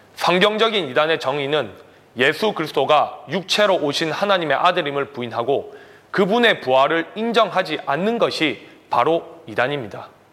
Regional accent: South Korea; now in Fiji; 기독교인으로서 나아가 한국인으로서

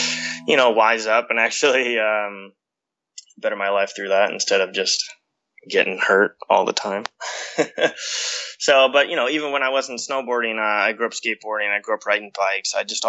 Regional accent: Pacific Northwest, United States; And, you know, growing up in the Northwest, speaking for myself, and I think a lot of people feel similarly, but I have a lot of pride in the Northwest

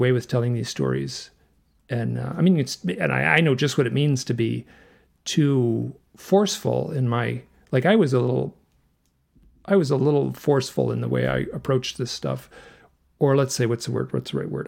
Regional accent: Michigan, United States; I grew up in Michigan

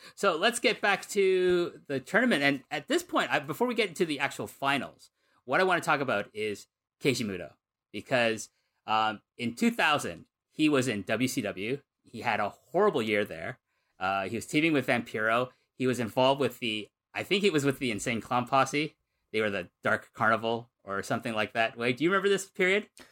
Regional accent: Numazu, Shizuoka, Japan; my hometown of Numazu

